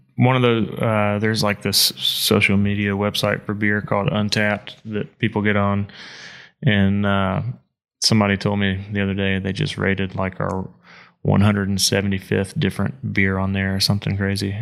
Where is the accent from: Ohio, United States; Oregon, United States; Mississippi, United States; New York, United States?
Mississippi, United States; moved away; I'm not, I'm not from Appalachia. I'm from Mississippi